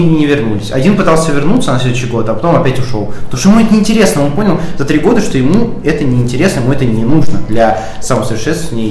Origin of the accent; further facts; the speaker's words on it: Moscow, Russia; Я москвич, у меня здесь есть дом, у меня есть квартира